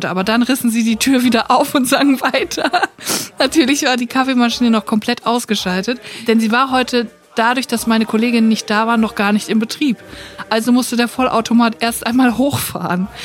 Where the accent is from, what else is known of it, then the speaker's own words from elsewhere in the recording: Baden-Württemberg, Germany; moved away as an adult; von meinem Heimatort ein kleines Dorf auf der Schwäbischen Alb in eine 50 Kilometer entfernte Kleinstadt gezogen bin.